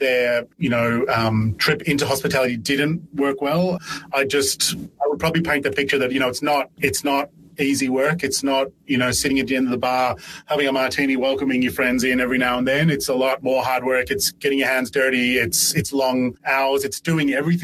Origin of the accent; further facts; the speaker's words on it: Ireland; now in Melbourne, Australia; I was born in Ireland and got a job at a pub in Ireland when I was 13